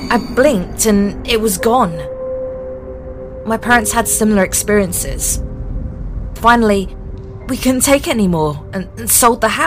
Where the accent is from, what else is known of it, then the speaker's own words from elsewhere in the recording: United Kingdom; now in North Carolina, United States; I am originally from the United Kingdom and moved to North Carolina.